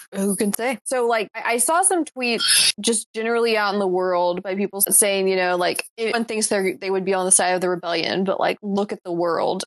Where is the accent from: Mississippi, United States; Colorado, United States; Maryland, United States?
Mississippi, United States; also born or lived in Alabama; now in North Carolina, United States; I was born in Alabama. I've lived in Mississippi for most of my life